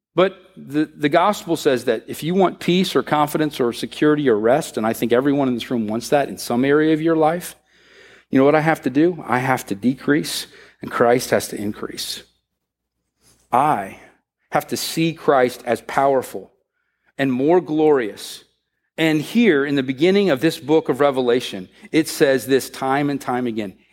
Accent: United States; the way we work here in America

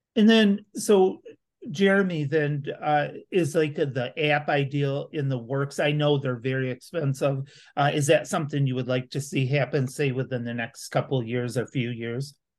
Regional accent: Grand Rapids, Michigan, United States; now in Lansing, United States; I'm originally from Grand Rapids

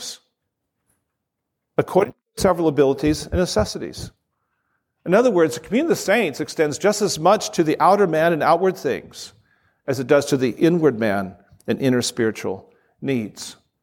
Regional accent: Southern California, United States; I'm a snowflake from Southern California.

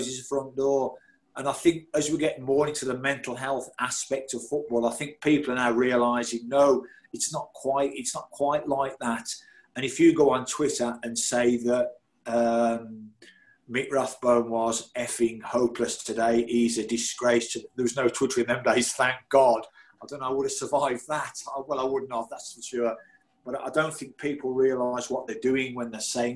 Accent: Birmingham, West Midlands, United Kingdom; I went into Birmingham City, my hometown club

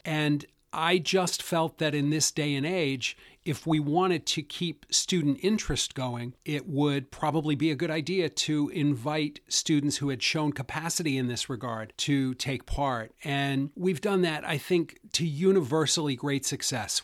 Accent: Western New York, United States; moved away as an adult; also born or lived in Des Moines, Iowa / Boston; I grew up in Western New York, so I was born on a dairy farm.

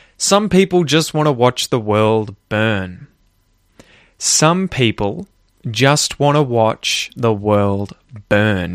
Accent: Australia; I grew up in Australia

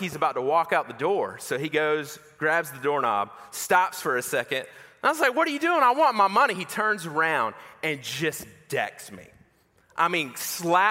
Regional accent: Macon, Georgia, United States; I grew up in Macon, Georgia

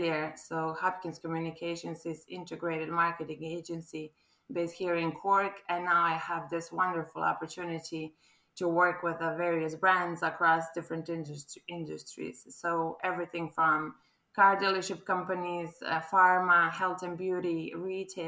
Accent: Croatia; English is a second language; moved away as an adult; now in Ireland; as you can probably tell from my accent, I'm not quite local. This is not a local gal talking now. I'm actually a Croatian who fell in love with Ireland 2 years ago.

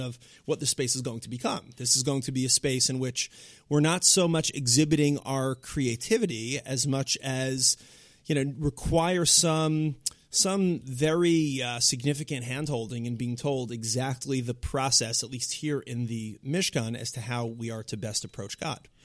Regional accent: Long Island, New York, United States; I'm a, you know, an Orthodox kid from, uh, Long Island

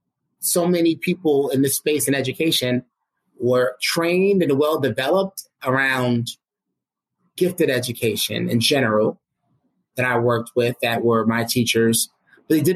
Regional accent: New York City, New York, United States; growing up in the United States in Brooklyn, New York

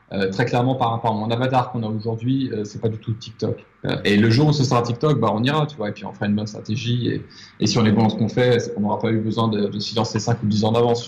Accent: France; moved away as an adult; also born or lived in Paris; now in Mauritius; J'habite à l'île Maurice, alors que je suis français, que j'ai vécu à Paris

